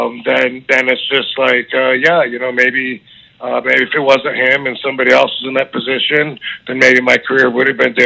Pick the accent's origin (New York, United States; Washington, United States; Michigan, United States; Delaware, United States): Michigan, United States; Battle Creek; I had my hometown in Battle Creek, Michigan